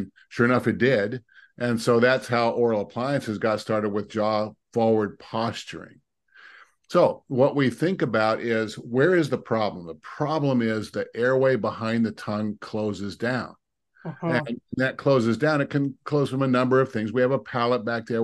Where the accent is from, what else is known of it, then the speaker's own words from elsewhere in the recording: Seattle, Washington, United States; also born or lived in Dallas; I had moved back to my hometown in Seattle